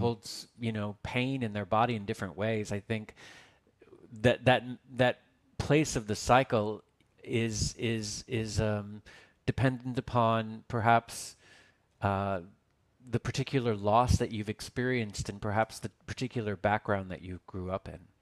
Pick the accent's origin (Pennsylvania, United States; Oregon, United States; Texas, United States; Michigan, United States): Texas, United States; now in Los Angeles, United States; as I was this chubby, fat little kid growing up in Texas